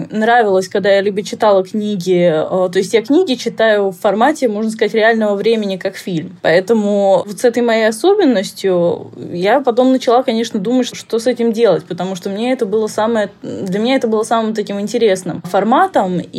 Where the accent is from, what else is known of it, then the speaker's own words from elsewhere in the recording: Slovakia; also born or lived in Moscow, Russia; где-то с лет двух-трех мы начали ездить в Словакию, у меня то есть здесь мама работала, потом перебрались вообще.